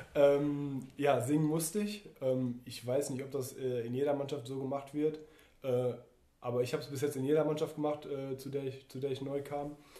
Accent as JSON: {"language": "German", "town": "Duisburg", "region": "North Rhine-Westphalia", "country": "Germany", "tie": "born or raised there", "said": "in meine Heimat ähm, zum MSV Duisburg"}